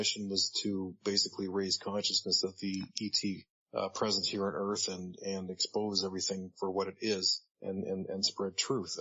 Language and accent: English; Orangeville, Ontario, Canada; now in Hamilton, Canada; I live in Hamilton, Ontario, and I grew up in Orangeville, Ontario